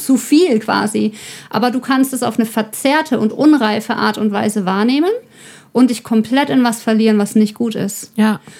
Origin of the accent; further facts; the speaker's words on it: Ore Mountains, Saxony, Germany; ich komme aus dem Erzgebirge